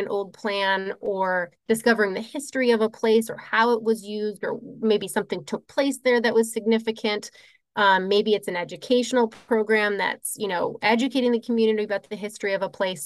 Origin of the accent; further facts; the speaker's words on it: Midwest, United States; moved away as an adult; also born or lived in Colorado; I was raised in the Midwest